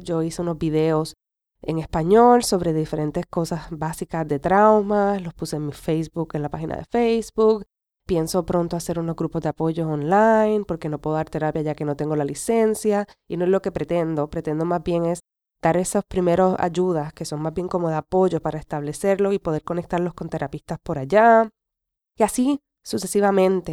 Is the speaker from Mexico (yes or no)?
no; Puerto Rico; first language Spanish; moved away as an adult; es mi, es mi nación, es donde me vio crecer